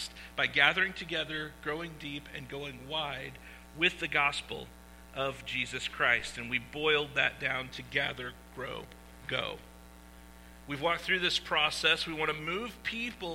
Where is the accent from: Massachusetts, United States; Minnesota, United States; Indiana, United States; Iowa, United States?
Iowa, United States; I am from Iowa, okay, where it was filmed.